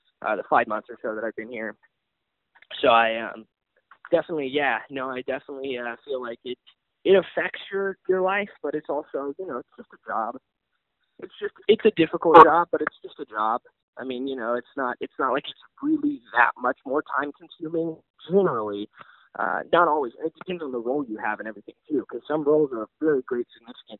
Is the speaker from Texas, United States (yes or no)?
yes; Texas, United States; I came from Texas